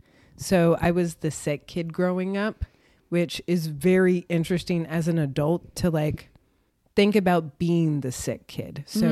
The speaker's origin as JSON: {"language": "English", "town": "Oakland", "region": "California", "country": "United States", "tie": "born there", "also_born_or_lived": "North Carolina / Connecticut / Illinois / New York", "said": "Ooh, I grew up all over. I was born in Oakland, but I've lived just outside the Bay Area, North Carolina, Connecticut, Illinois, and New York."}